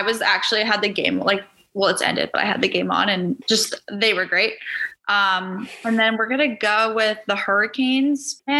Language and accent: English; Philadelphia, Pennsylvania, United States; I'm from Philly